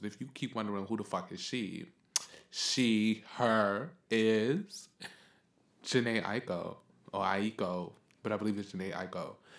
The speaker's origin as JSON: {"language": "English", "town": "New York City", "region": "New York", "country": "United States", "tie": "born or raised there", "said": "we're from the Bronx"}